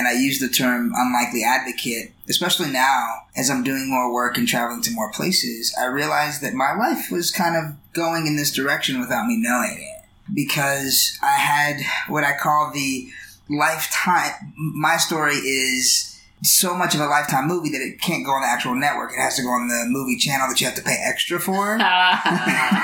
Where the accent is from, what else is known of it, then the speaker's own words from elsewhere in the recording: Hawaii, United States; moved away; also born or lived in Jacksonville, Arkansas; growing up in Hawaii